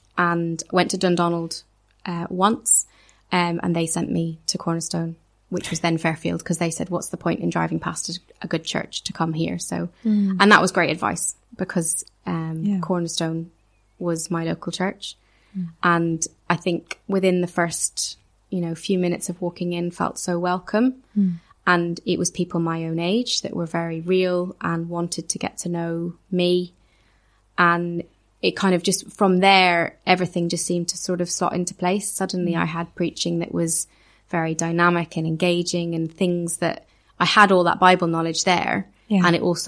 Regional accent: Ireland; also born or lived in Edinburgh; The church I grew up in Ireland, like I said, was very, very small. The church I went to on and off for 4 years in Edinburgh, and it really was on and off.

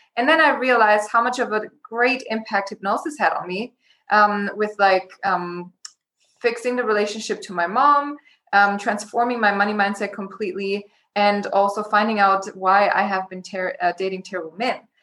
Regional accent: Germany; moved away as an adult; also born or lived in Los Angeles, United States; I was born and raised in Germany in a small town. And when I was 19, I decided to move to LA by myself

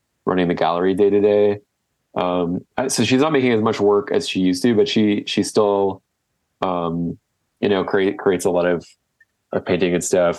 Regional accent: Whitby, Ontario, Canada; now in Toronto, Canada; Whitby, that's where I grew up

